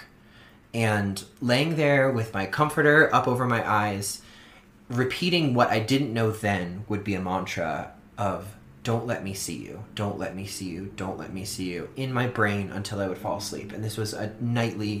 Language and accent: English; Orleans, Massachusetts, United States; moved away; growing up on Cape Cod in Massachusetts, where everything is very old